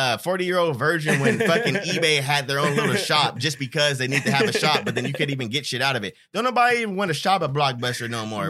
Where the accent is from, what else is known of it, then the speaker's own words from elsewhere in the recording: Stockton, California, United States; Because we're from Stockton.